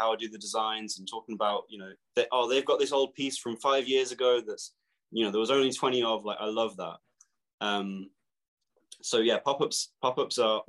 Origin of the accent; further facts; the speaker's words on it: Milton Keynes, South East England, United Kingdom; We're from Milton Keynes. Milton Keynes is like my, it's where I would call home, really. It's where we're all from